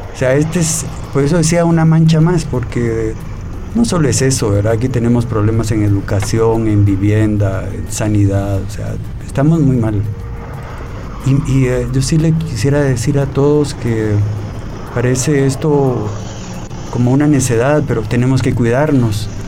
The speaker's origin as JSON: {"language": "Spanish", "country": "Guatemala", "said": "como guatemaltecos"}